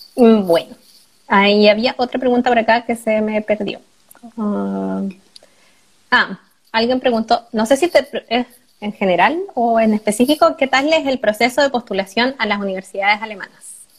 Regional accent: Chile; moved away as an adult; now in Germany; ninguno de nosotros tiene buen inglés saliendo de la U en Chile

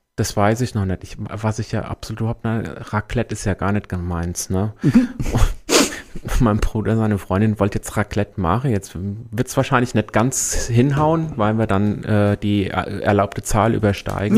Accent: Büdingen, Hesse, Germany; also born or lived in Neu-Isenburg; now in Main-Kinzig-Kreis, Germany; Ich komme ursprünglich aus Büdingen, ich bin ah. aus der Wetterau gebürtig

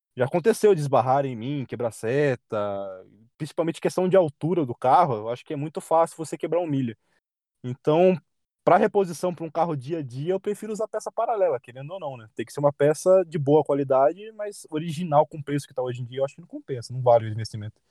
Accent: Sorocaba, São Paulo, Brazil; Eu sou de Sorocaba

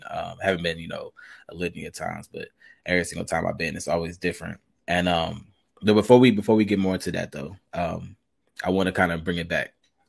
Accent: Charlotte, North Carolina, United States; also born or lived in Albuquerque, New Mexico; I'm originally from Albuquerque. I moved to Charlotte when I was five.

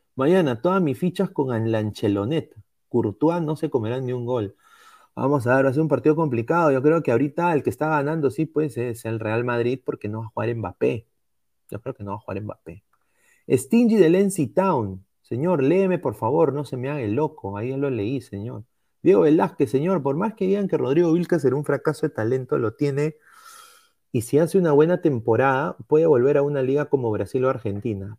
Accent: Peru

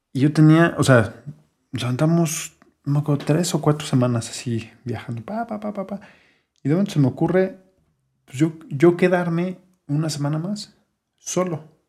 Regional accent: Mexico City, Mexico; Siendo chilangos

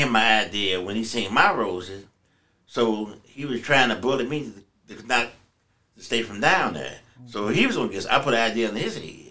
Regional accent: St. Louis, Missouri, United States; I'm from Cross Square Village.

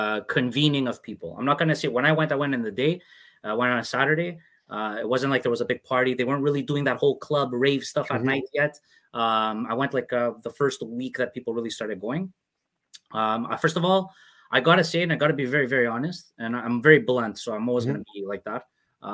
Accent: Canada; I'm not just somebody born in Canada and that grew up in Canada

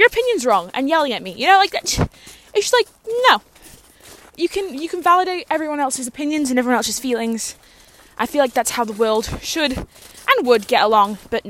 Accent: Canada; as a Canadian, which I am, where I live currently

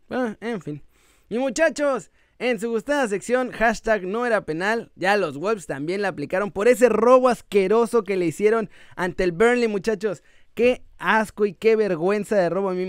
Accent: Mexico; yo soy mexicano, eh, pero le voy al Real Madrid.

